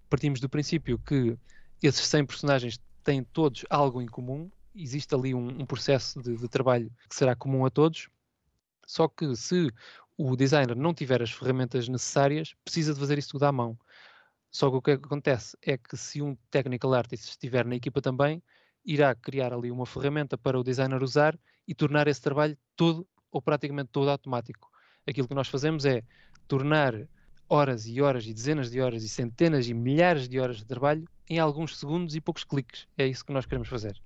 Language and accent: Portuguese; Portugal; moved away as an adult; now in Hayama, Japan; A minha origem é Portugal, tenho os meus os meus valores portugueses aqui intactos